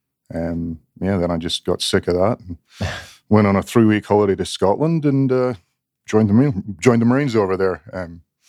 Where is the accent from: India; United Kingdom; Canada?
Canada; Because I grew up in Canada and it didn't seem realistic, really.